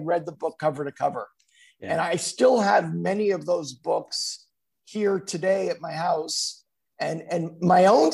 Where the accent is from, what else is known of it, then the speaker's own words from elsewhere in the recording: Laval, Quebec, Canada; moved away as an adult; also born or lived in Montreal / Illinois / Los Angeles; I was born and raised in Chamonix-Laval